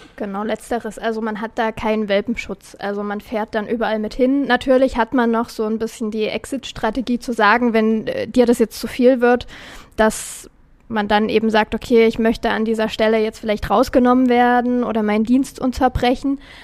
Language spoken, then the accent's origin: German; Dippoldiswalde area, near Dresden, Saxony, Germany; unsere Rettungswache in Dippoldeswalde